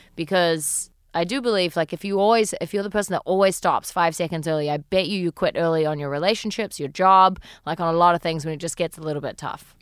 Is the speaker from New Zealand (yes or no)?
yes; New Zealand; moved away as an adult; now in United States; I am from New Zealand, um, and I've been living in the States now for about four years.